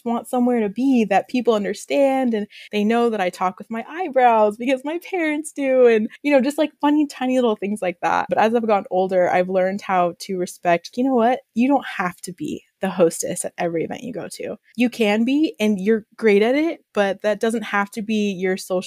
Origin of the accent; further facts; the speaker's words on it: Austin, Texas, United States; moved away; I'm from Austin, Texas.